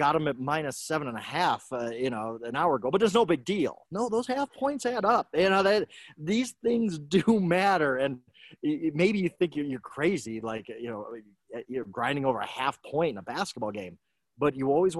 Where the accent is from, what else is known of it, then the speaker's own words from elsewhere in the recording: Milwaukee, Wisconsin, United States; I was born in Milwaukee. I'm a lifelong Bucks fan